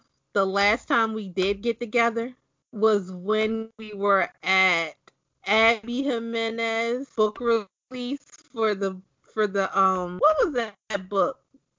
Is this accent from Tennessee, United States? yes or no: no; Maryland, United States; we're all from Maryland.